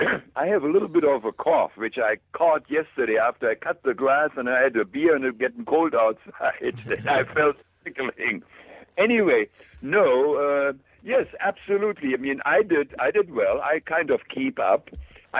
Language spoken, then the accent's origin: English; Germany; moved away as an adult; I'm a Class A machinist from Germany, and in my hometown was a company